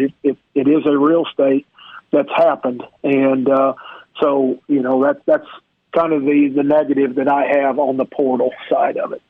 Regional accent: Neosho, Missouri, United States; moved away; I'm from a little town called Neosho

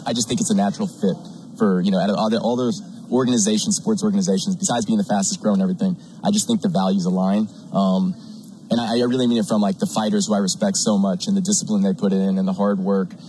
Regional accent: Texas, United States; moved away as an adult; also born or lived in Chicago / San Francisco; I grew up in Texas

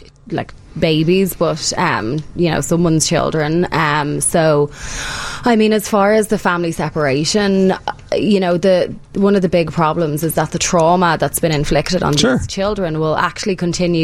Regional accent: Ireland; now in United States; as an Irish immigrant

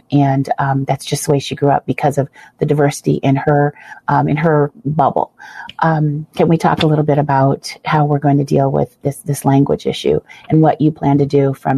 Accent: Central Illinois, United States; I'm from Central Illinois, proudly from there

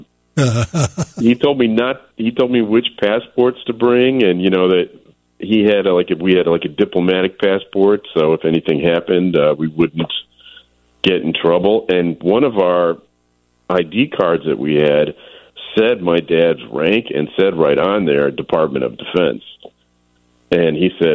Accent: United States; as an American

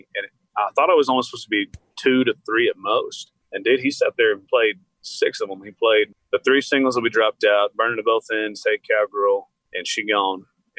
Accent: Lubbock, Texas, United States; we come from Lubbock

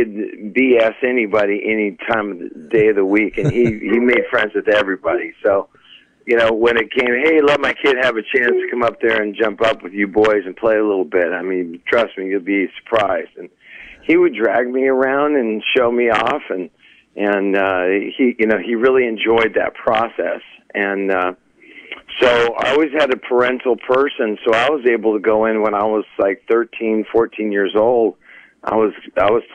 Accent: Las Vegas, Nevada, United States; moved away as an adult; now in Nashville, United States; I was born and raised in Las Vegas, Nevada.

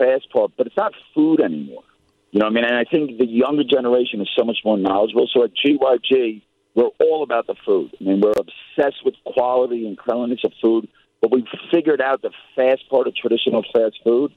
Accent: New York, United States; moved away as an adult; now in Australia; growing up in New York

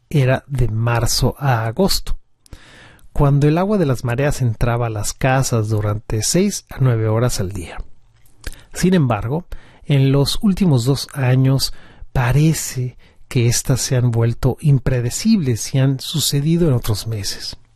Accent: Central Java, Indonesia; En Java, de donde soy originario, las zonas costeras están amenazadas por la deforestación

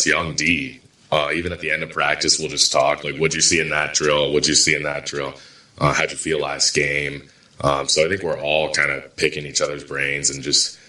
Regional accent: Ontario, Canada; But obviously, I just growing up outside of Toronto, watch like every Leafs game.

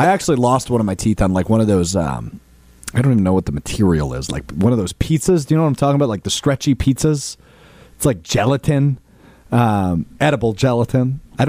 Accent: Green Bay, Wisconsin, United States; So, I remember where I grew up in Green Bay, the east side of Green Bay

